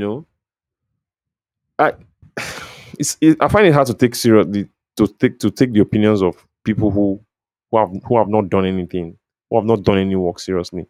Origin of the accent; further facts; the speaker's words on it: Delta, Nigeria; I grew up in Delta State